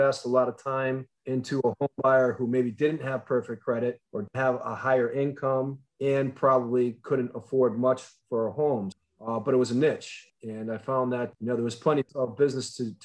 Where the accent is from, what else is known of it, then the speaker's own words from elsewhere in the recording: Northampton, Massachusetts, United States; also born or lived in Berkshires, Massachusetts / Otis, Massachusetts; I grew up in Northampton, Massachusetts